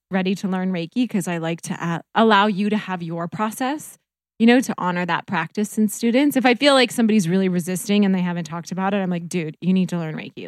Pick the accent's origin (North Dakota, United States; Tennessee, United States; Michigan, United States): North Dakota, United States; moved away; also born or lived in Minnesota; I grew up in North Dakota